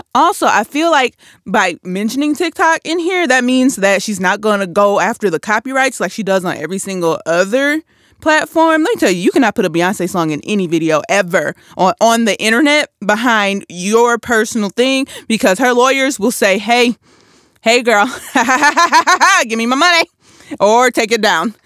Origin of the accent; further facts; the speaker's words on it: Flint, Michigan, United States; I'm from Flint 'cause I'm sure not from Michigan.